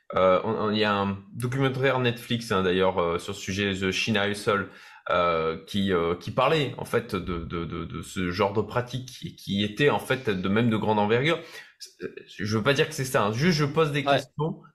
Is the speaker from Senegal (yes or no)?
no; France; en tant que Français